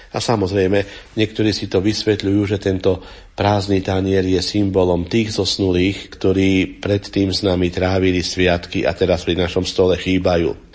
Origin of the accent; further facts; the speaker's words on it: Upper Zemplín, Slovakia; na Hornom Zemplíne v mojom rodnom kraji